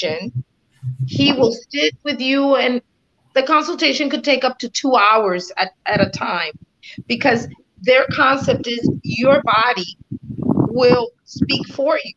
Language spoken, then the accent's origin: English; South Florida, United States; A Latina from South Florida, born and raised in South Florida, from a very Latin background here